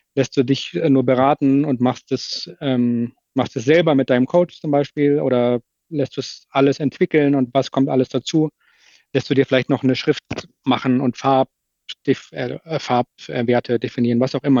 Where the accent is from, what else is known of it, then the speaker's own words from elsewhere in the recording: Hamburg, Germany; Bei uns in Hamburg äh, sagt man Tschüss